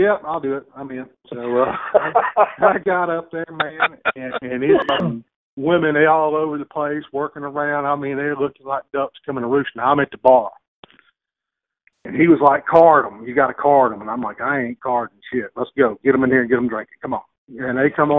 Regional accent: Noxubee County, Mississippi, United States; moved away; I came from Noxubee County.

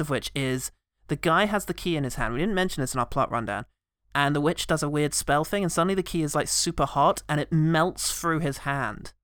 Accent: England, United Kingdom; I'm English

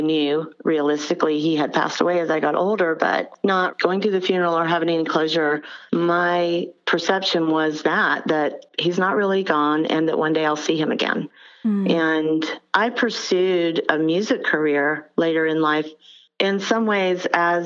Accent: Albany, Georgia, United States; moved away; I'm from Albany, Georgia

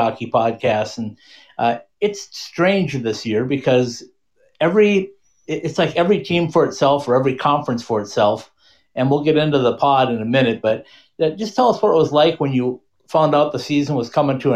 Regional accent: Bemidji, Minnesota, United States; I'm a Minnesota native, so I grew up just outside of Bemidji

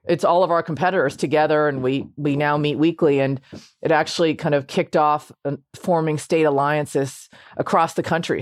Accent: Washington, District of Columbia, United States; I, uh, grew up m, primarily in Washington, D C

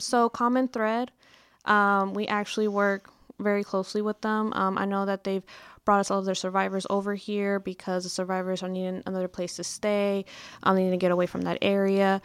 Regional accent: Mesquite, Texas, United States; I'm actually from Mesquite. I'm from the Dallas area

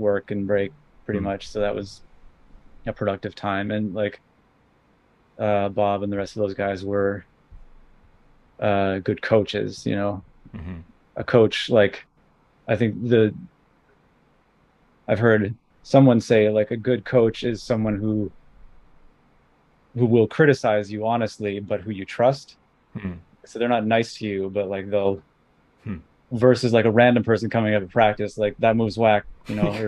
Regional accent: Saskatoon, Saskatchewan, Canada; I'm from Saskatchewan, Saskatoon

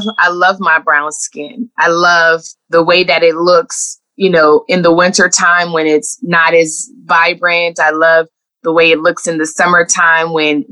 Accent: Los Angeles, California, United States; moved away; I grew up in Los Angeles in the 80s

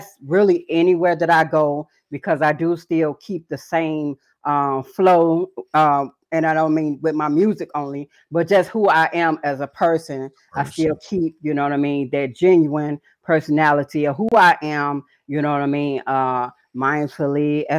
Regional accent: Chicago, Illinois, United States; also born or lived in Atlanta / Phoenix; now in Madison, United States; Originally, I'm from Chicago. Currently, I'm in Madison, Wisconsin, coming out of all over the world, you know, Atlanta, Georgia, Phoenix, Arizona, briefly Sacramento, California

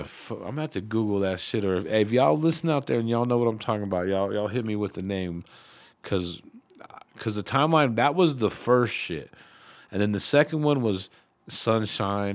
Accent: Denver, Colorado, United States; I grew up in the East Side, right there, kinda Swansea

